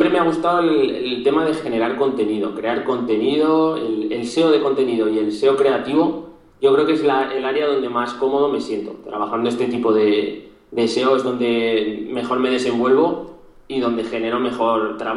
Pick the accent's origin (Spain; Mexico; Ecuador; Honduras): Spain; Zaragoza, Aragon; tengo 25 años, soy de Zaragoza.